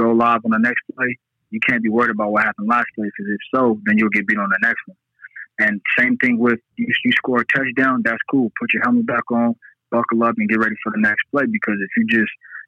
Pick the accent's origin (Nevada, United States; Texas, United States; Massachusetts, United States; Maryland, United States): Nevada, United States; Las Vegas; I'm from Las Vegas, Nevada.